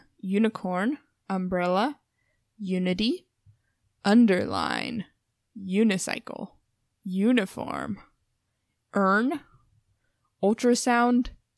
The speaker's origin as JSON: {"language": "English", "town": "Portland", "region": "Oregon", "country": "United States", "said": "being from Portland, we're from the Valley, the Willamette Valley."}